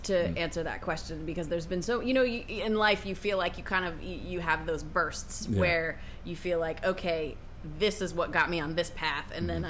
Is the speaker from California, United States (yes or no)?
no; outside of Seattle, Washington, United States; moved away as an adult; also born or lived in Brunswick, Maine; I grew up outside of Seattle